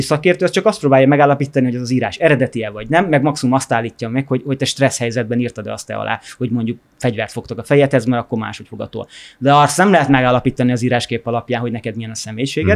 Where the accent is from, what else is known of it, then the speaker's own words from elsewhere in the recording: Hungary; én Magyarországon egy vidéki családban nőttem fel külterületen